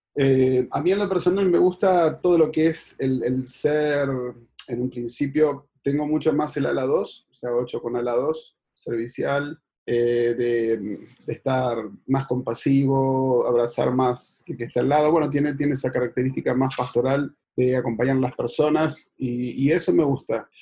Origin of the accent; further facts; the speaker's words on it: Buenos Aires, Argentina; soy de Buenos Aires, Argentina.